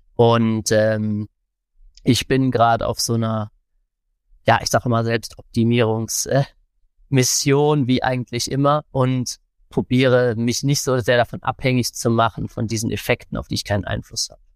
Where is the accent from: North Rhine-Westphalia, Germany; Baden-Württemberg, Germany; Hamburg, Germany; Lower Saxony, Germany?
North Rhine-Westphalia, Germany; Cologne; ich bin ja aus Köln